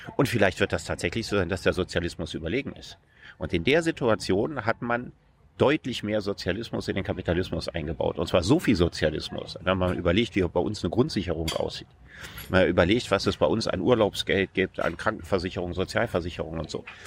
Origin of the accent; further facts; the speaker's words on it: Solingen, North Rhine-Westphalia, Germany; in meiner Heimatstadt Solingen